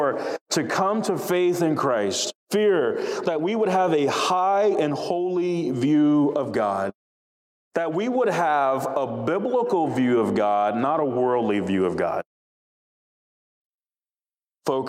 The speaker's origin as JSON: {"language": "English", "area": "South DeKalb", "region": "Georgia", "country": "United States", "tie": "born or raised there", "said": "growing up in South DeKalb"}